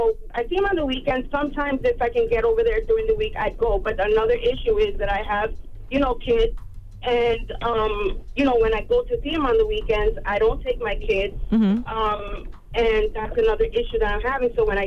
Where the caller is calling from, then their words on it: New York, United States; I'm calling from New York.